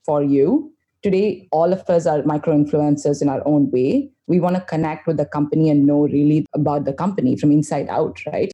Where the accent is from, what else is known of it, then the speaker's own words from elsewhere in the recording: India; I'm this Indian chick